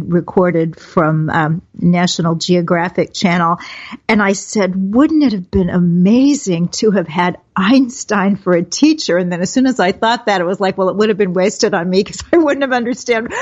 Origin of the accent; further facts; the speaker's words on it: Kansas City, United States; I'm a girl from Kansas City, came through the 60s